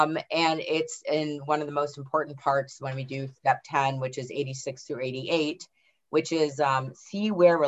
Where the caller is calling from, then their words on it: Boston, Massachusetts, United States; I'm calling from Boston, Massachusetts.